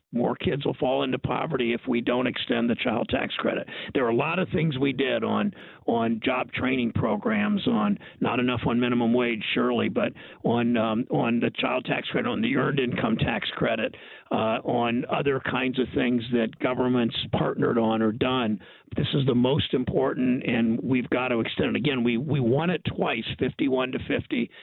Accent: Ohio, United States; you're in my home state, Joe, in Ohio

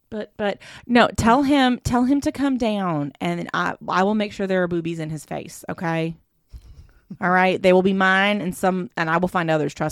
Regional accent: the South, United States; accent: southern; it's a DM I got in my southern accent twang.

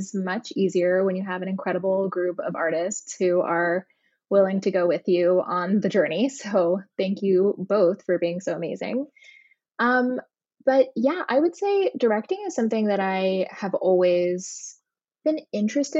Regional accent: Hilton Head, South Carolina, United States; moved away as an adult; also born or lived in New York; I just came home to my hometown of Hilton Head, South Carolina

